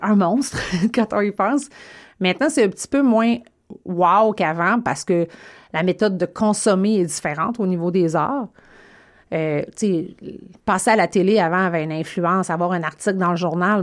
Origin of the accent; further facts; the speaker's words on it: Gaspésie, Quebec, Canada; moved away; also born or lived in Saguenay, Quebec; je suis de la Gaspésie